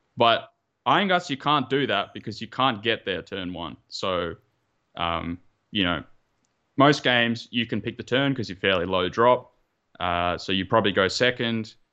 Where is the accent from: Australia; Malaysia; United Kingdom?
Australia; Melbourne, Victoria; moved away as an adult; now in Japan; I'm originally from Melbourne, uh, part of the Model Citizens Club, but recently moved to Japan